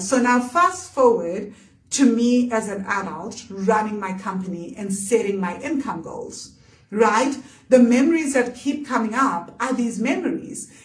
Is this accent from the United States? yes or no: no; South Africa; we were growing up in South Africa that was capitalist